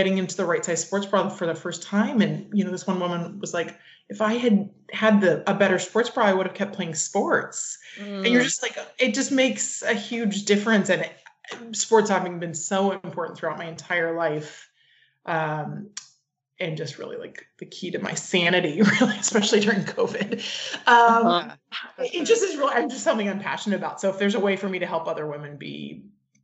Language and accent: English; West Coast, United States; also born or lived in Southeast (US); now in San Francisco, United States; I grew up on the West Coast